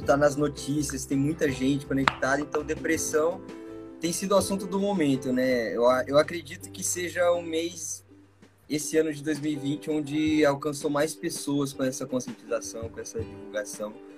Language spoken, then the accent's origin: Portuguese; Bauru, São Paulo, Brazil; sou de Bauru, sou de Bauru, São Paulo, moro aqui há mais de 20 anos já.